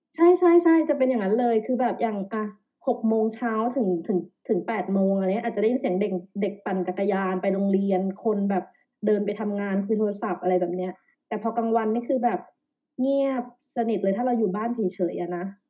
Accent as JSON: {"language": "Thai", "region": "Phetchaburi", "country": "Thailand", "also_born_or_lived": "Bangkok, Thailand", "moved": "as an adult", "lives_now": "Denmark", "said": "เรามาจากต่างจังหวัดนะนะ อยู่เพชรบุรี"}